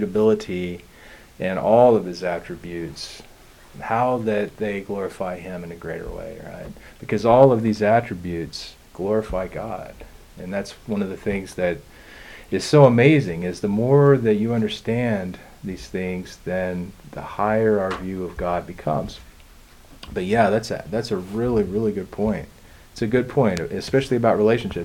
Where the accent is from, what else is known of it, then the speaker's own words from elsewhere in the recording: United States; being an American